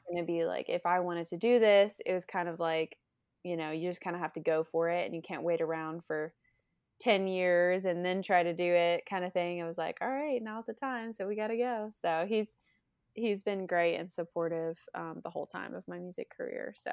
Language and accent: English; Lake City, Florida, United States; moved away as an adult; now in Nashville, United States; I'm from Lake City, Florida. I was born and raised there